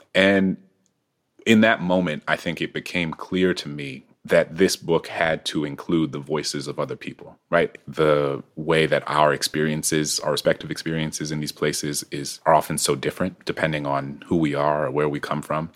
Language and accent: English; New Orleans, Louisiana, United States; moved away; also born or lived in Prince George's County; I grew up in a city in which there was m, there were more homages and more iconography to enslavers